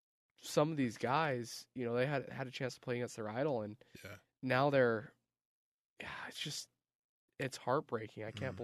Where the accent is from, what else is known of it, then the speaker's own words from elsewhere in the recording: Utah, United States; I grew up in Utah.